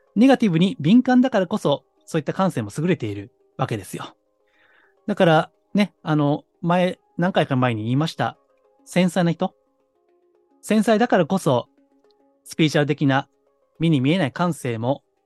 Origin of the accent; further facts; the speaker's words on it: Kansai, Japan; 私はあの、関西の出身ですからね